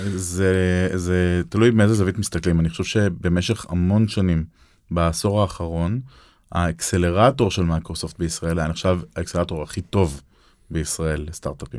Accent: Israel

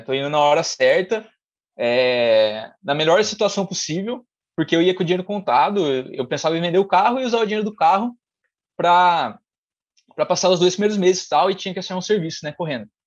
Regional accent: Mogi Guaçu, São Paulo, Brazil; sou de Mogi Guaçu, é uma cidade próxima de Campinas

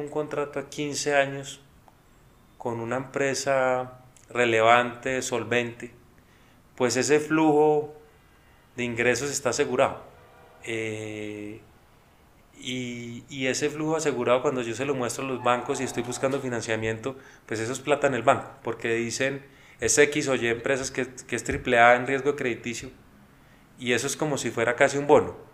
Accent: Colombia; nosotros como colombianos

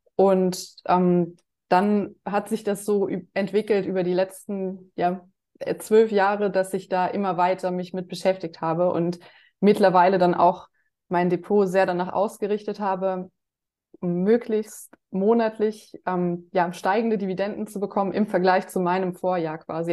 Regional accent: Germany; bei uns in Deutschland

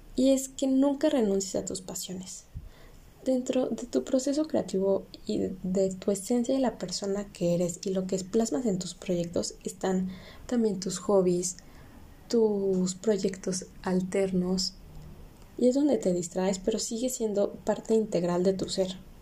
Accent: Mexico; como cualquier mexicano que llega a sus 17, 18 años y tiene que decidir qué carrera va a estudiar, tuve que hacerlo

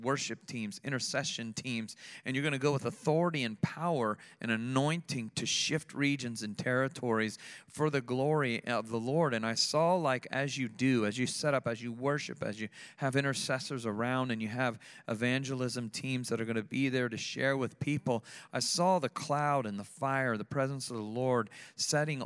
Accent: Sarasota, Florida, United States; I grew up here in Sarasota

